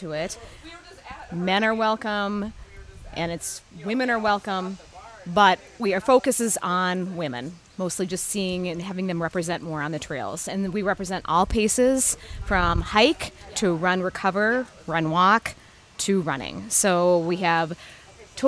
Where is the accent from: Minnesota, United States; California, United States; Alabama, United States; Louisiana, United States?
Minnesota, United States; I'm from Minnesota.